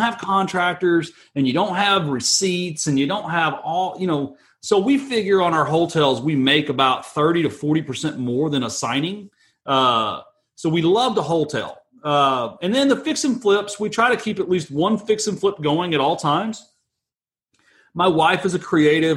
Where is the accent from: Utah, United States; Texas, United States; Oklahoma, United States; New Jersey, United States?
Texas, United States; I'm from Texas